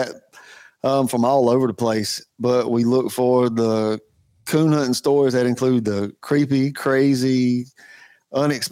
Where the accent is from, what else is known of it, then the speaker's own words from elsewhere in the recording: South Carolina, United States; we're from South Carolina